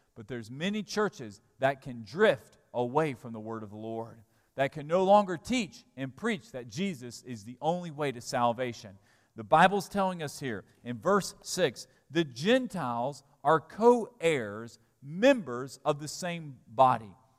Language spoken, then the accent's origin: English; Alabama, United States; I'm an American citizen. I was born in Alabama